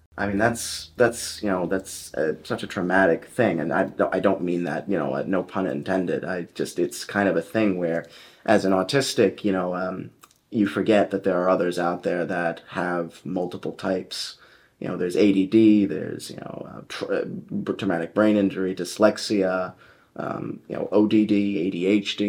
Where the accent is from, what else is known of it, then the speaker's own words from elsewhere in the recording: Coventry, Rhode Island, United States; I was born in Coventry, Rhode Island